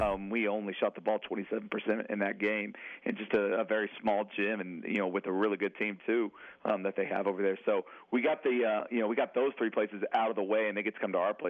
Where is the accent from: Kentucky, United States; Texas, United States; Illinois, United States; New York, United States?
Texas, United States; Amarillo; now in Central Texas, United States; I'm from the Region 1 area up there from Amarillo